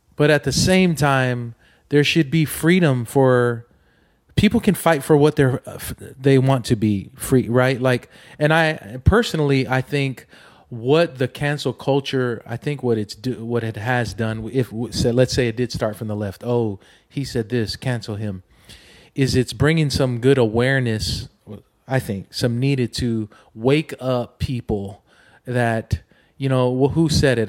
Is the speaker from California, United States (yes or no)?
yes; Oceanside, California, United States; when I was a kid, growing up in Oceanside, California